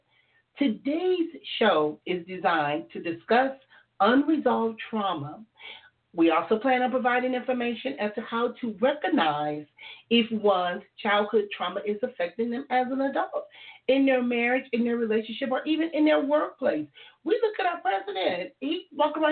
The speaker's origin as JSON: {"language": "English", "town": "Compton", "region": "California", "country": "United States", "tie": "born or raised there", "said": "I grew up in Compton"}